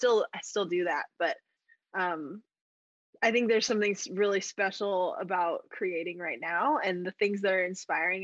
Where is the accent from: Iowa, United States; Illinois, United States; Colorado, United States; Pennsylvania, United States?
Colorado, United States; Colorado Springs; moved away as an adult; now in Nashville, United States; I grew up in Colorado Springs, around the mountains